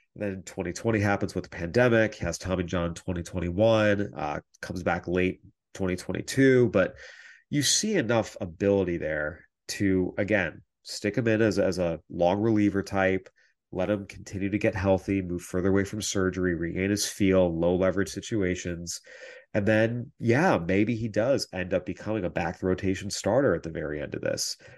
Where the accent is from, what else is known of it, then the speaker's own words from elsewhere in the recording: San Diego, California, United States; moved away; San Diego, uh, I'm a little biased, is my home, eh, my hometown, I should say. I don't live there now, but it's what I call home of where I grew up